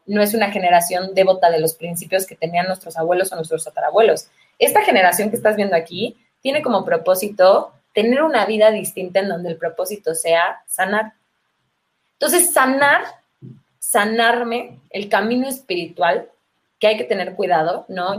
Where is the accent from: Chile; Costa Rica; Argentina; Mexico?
Mexico; Mexico City; Chilanga quiere decir originaria de la Ciudad de México y llevo toda la vida viviendo por acá